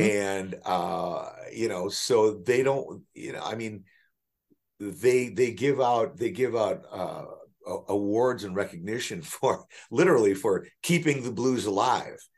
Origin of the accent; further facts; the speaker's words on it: Milwaukee, Wisconsin, United States; now in Chicago, United States; growing up in Milwaukee